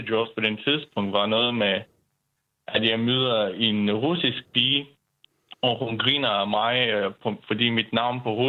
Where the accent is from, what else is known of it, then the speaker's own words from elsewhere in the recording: Bulgaria; Danish is a second language; moved away as an adult; now in Denmark; Jo, jeg kommer fra Bulgarien.